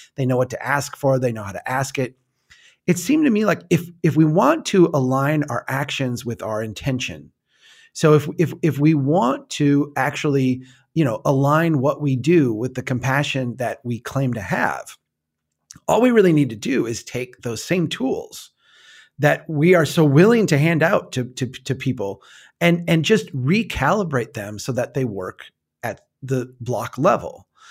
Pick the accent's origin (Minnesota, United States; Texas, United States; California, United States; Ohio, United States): Minnesota, United States; I'm from Minnesota